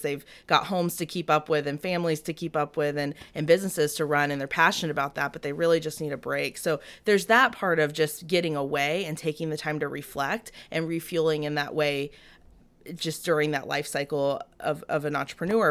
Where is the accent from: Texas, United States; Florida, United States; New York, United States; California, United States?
Florida, United States; Ocala; moved away; also born or lived in Lake City, Florida; born in Lake City, but raised in the Ocala area